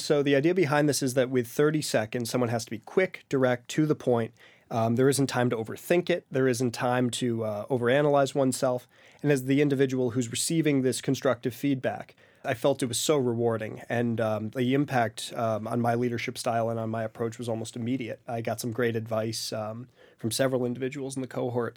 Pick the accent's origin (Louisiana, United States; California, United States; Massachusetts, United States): Massachusetts, United States; Great Barrington; moved away as an adult; going back to serve in my hometown of Great Barrington